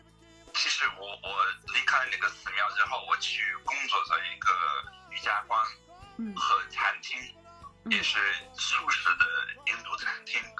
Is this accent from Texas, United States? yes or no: yes; Texas, United States; Chinese is a second language; moved away as an adult; also born or lived in Beijing, China; 我那个时候就住在一个印度教的寺庙，在德克萨斯州，在我的老靠近我的老家。